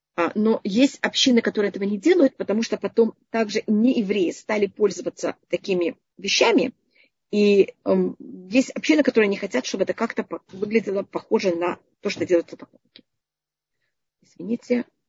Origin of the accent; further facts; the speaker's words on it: Israel; я почти всю жизнь живу в Израиле